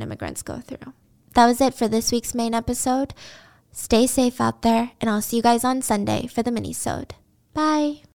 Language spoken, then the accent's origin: English; United States; I was born in the States, even though I spoke English